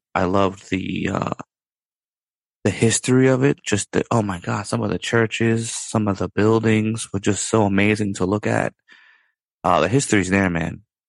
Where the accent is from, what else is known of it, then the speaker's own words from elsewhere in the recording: Ireland; You know, I love Dublin. I'm not saying that because I'm Irish.